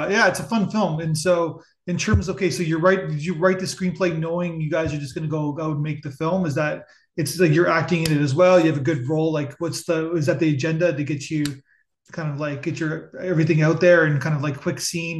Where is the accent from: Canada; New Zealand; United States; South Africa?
Canada; Ontario; my wife is from Montreal and I'm from Ontario.